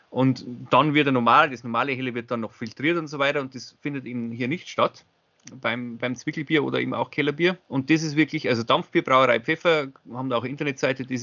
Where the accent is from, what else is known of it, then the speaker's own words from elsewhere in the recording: Zwiesel, Bavaria, Germany; Also ich habe extra für Leroy aus meiner Heimatstadt Zwiesel äh, Bier organisiert.